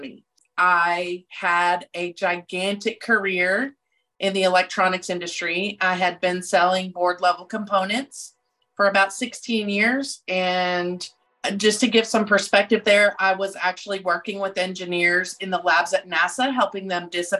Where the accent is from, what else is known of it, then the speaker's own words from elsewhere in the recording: Texas, United States; moved away as an adult; also born or lived in Illinois; I'm from Texas. I live in Rockwall